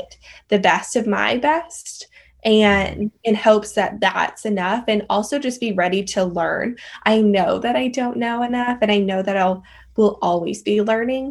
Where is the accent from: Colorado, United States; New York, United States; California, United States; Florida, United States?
Colorado, United States; moved away as an adult; now in Austin, United States; loved growing up in Colorado, and grew up in a, the mountain town